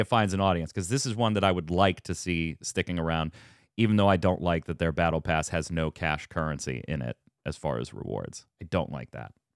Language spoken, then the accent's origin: English; United States; I'm an American